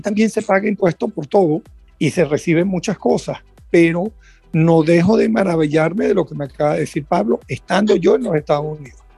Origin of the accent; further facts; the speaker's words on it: Venezuela; moved away; los que venimos de Venezuela